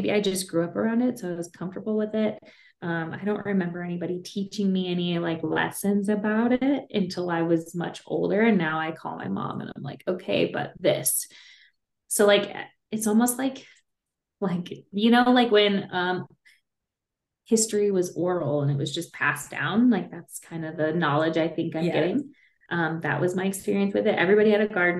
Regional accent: Kentucky, United States; now in Colorado, United States; I grew up in Kentucky, so it's more of a horse farm.

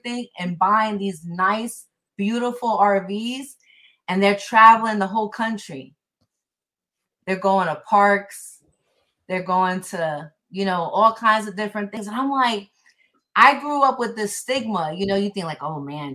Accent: New York City, New York, United States; moved away as an adult; now in Florida, United States; when I was growing up in New York

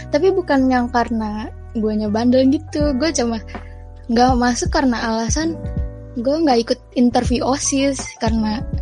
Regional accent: Tangerang, Banten, Indonesia; dari Tangerang. Jadi gue da dulu SMA-nya di SMA N15 Tangerang.

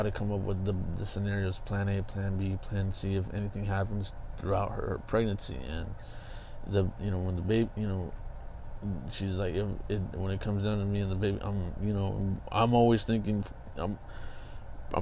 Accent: Kingsburg, California, United States; moved away as an adult; back home, which is my hometown's Kingsburg

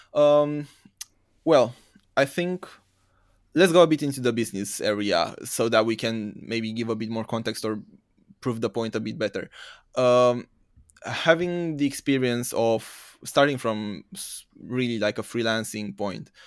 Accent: Romania; moved away as an adult; also born or lived in United Kingdom; originally I'm from Romania, from East Europe.

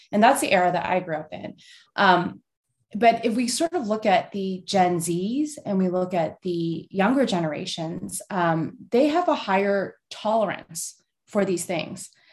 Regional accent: Canada; moved away as an adult; now in United States; I grew up in Canada. I went to Canucks games

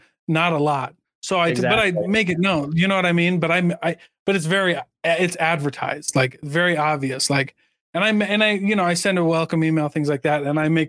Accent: Iowa, United States; Like, I'm from Iowa.

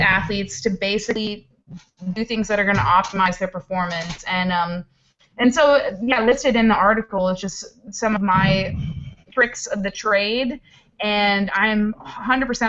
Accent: East Coast, United States; I'm from the East Coast

